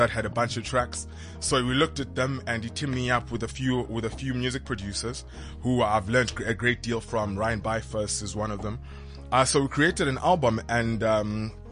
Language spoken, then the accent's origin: English; Cape Town, Western Cape, South Africa; I'm the guy from Gugulethu.